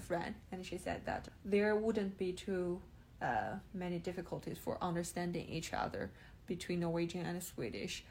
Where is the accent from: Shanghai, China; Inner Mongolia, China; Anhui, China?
Anhui, China; Hefei; English is a second language; moved away as an adult; also born or lived in Hong Kong; now in Sweden; my hometown is called Hefei.